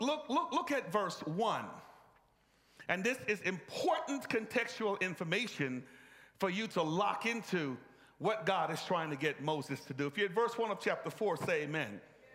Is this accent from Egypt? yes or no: yes; Egypt; I grew up in Egypt. And Egypt is not a monotheistic nation.